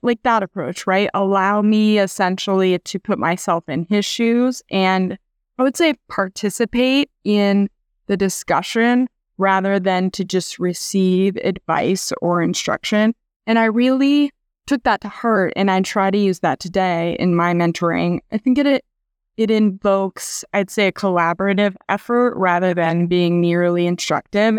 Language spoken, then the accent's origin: English; Iowa, United States; moved away as an adult; also born or lived in Kansas City, Missouri; now in San Diego, United States; I grew up in Iowa, went to school there